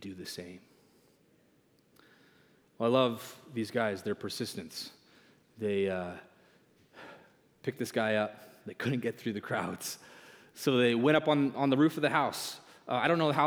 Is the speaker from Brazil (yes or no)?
no; Canada; moved away as an adult; now in United States; I'm a proud Canadian